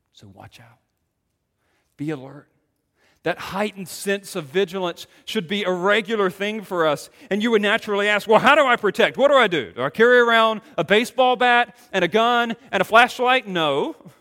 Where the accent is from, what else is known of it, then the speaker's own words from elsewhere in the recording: Greenville, North Carolina, United States; coming from Greenville, North Carolina